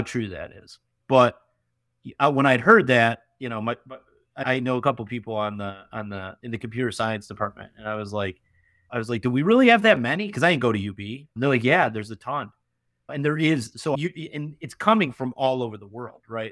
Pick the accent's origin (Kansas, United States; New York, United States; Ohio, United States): New York, United States; Canandaigua; moved away as an adult; also born or lived in Rochester, New York; now in Buffalo, United States; I moved from Canandaigua to going to school at University of Rochester